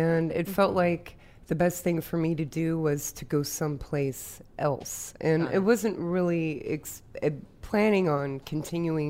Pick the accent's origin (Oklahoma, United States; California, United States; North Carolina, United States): North Carolina, United States; Asheville; we're from Asheville, North Carolina